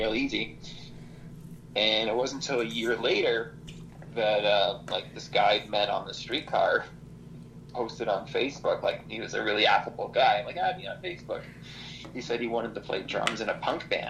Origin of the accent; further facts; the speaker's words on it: Toronto, Ontario, Canada; we're from Toronto